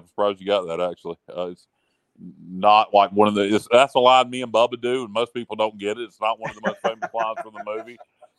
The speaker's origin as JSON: {"language": "English", "town": "Williamston", "region": "North Carolina", "country": "United States", "tie": "born or raised there", "said": "I grew up in Williamson."}